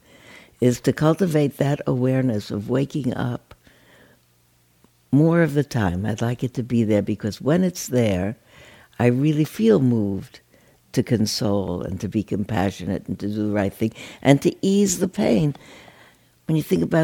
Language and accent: English; New York, United States; now in California, United States; I grew up in New York, and I've lived out here for 50 years, 60 years.